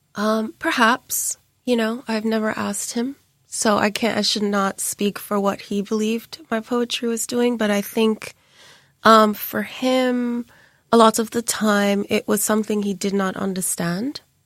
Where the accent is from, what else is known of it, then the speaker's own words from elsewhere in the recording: Jamaica; my siblings and I were always oddities growing up in Jamaica because we had dreadlocks